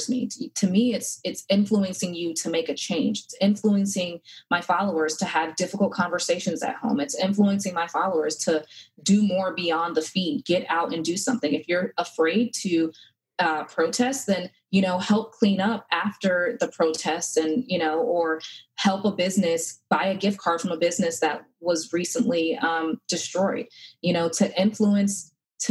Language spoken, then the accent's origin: English; Connecticut, United States; now in North Carolina, United States; Growing up in Connecticut, my mom would always send my sister and I here to North Carolina